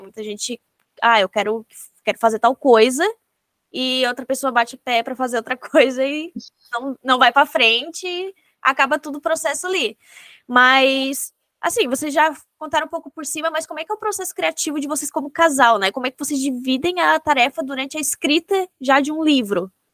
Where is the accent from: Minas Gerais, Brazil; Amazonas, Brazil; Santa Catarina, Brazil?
Santa Catarina, Brazil; como catarinense